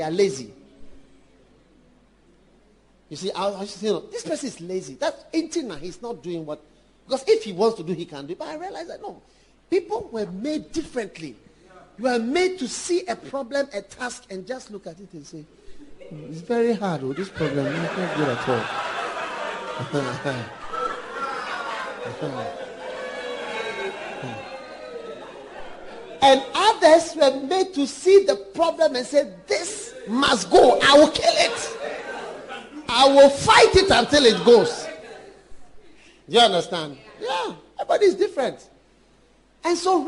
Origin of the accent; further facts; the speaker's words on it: Ashanti, Ghana; I'm a Ghanaian. I never knew I was a Ghanaian and what it means. Then suddenly you realize, I am an Ashanti.